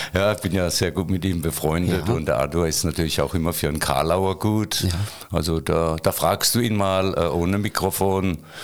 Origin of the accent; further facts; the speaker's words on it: Waghäusel, Baden-Württemberg, Germany; ich bin in Kerlach geboren